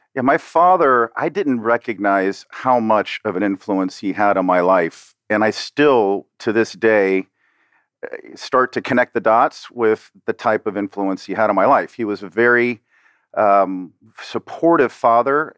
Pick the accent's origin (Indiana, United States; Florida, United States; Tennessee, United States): Florida, United States; Miami; I'm a South Florida native. I was born and raised here in Miami